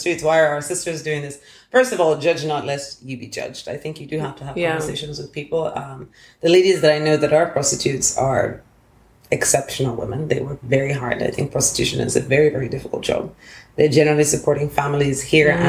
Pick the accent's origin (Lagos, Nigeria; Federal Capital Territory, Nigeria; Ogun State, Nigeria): Lagos, Nigeria; moved away; also born or lived in United Kingdom / United States; growing up in Lagos and then spending some time in the UK and the States